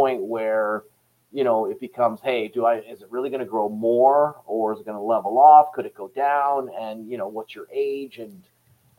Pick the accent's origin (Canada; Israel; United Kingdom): Canada; I was really a Canadian guy running a Canadian company